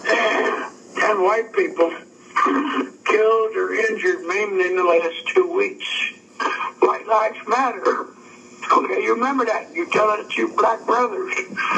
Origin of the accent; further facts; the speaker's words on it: Cincinnati, Ohio, United States; I grew up down there in the West End.